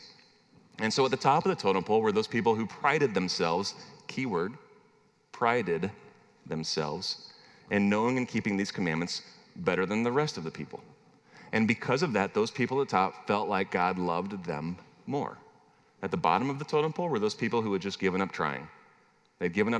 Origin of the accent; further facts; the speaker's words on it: Midwest, United States; also born or lived in Minnesota; now in Arkansas, United States; I'm originally from the Midwest